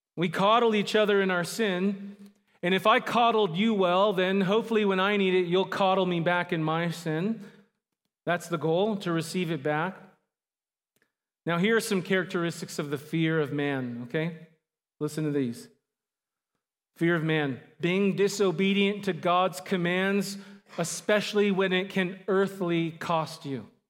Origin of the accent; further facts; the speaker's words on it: Phoenix, Arizona, United States; also born or lived in Southern California / Mesa, Arizona; I'm primarily from Phoenix, Arizona area. I was born in Southern California, uh, but most of my life I've lived in Phoenix